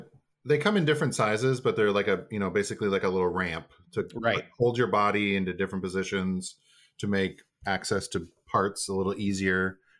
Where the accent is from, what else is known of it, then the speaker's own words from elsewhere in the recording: Midwest, United States; I'm from the Midwest